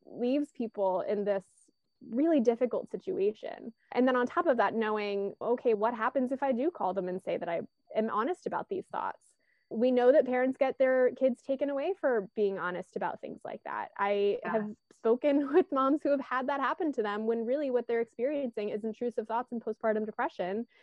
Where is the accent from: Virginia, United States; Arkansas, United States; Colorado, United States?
Virginia, United States; also born or lived in California; now in Baltimore, United States; I'm originally from Virginia, but I've also lived in California, and now I live in Baltimore, Maryland.